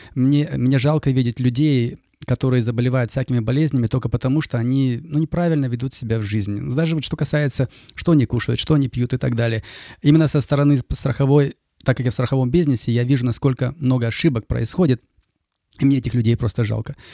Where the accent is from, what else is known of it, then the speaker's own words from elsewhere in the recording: Kaskelen, Almaty Region, Kazakhstan; first language Russian; moved away as an adult; also born or lived in Germany; now in Canada; родился и вырос в Казахстане, недалеко от Алматы, город Каскелен